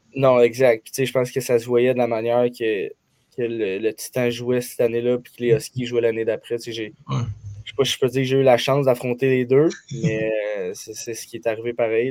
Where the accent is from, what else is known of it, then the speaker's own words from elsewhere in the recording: Saint-Eustache, Quebec, Canada; Je viens de Saint-Eustache